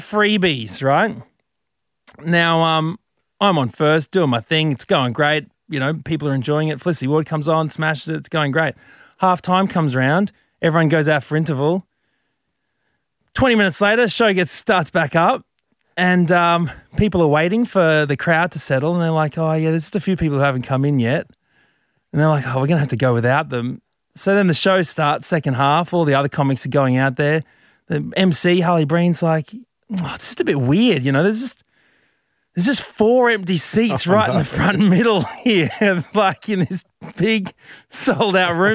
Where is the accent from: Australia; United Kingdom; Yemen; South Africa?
Australia; Brisbane, Queensland; moved away; I'm from Brizzy, Brizzy boy.